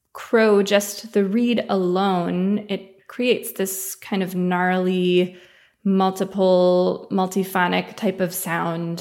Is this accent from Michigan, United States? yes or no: yes; Ann Arbor, Michigan, United States; now in Oberlin, United States; I grew up in Ann Arbor, Michigan in the United States